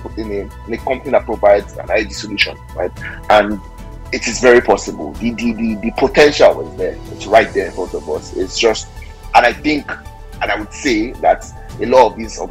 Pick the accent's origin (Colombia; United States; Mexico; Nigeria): Nigeria; from being a Nigerian perspective